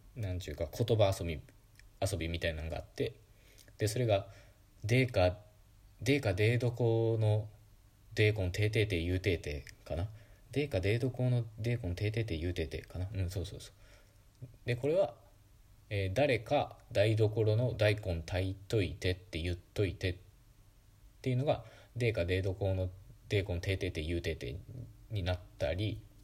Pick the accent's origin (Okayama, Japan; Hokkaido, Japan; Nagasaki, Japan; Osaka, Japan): Okayama, Japan; accent: Okayama dialect; first language Okayama dialect of Japanese; Japanese is a second language; moved away as an adult; now in Tokyo, Japan; 僕は母語は岡山弁で、標準語はいわば第二言語なので